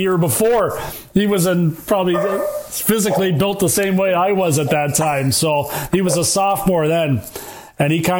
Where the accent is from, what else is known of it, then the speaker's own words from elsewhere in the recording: between Brantford and Toronto, Ontario, Canada; my hometown in between Brantford and Toronto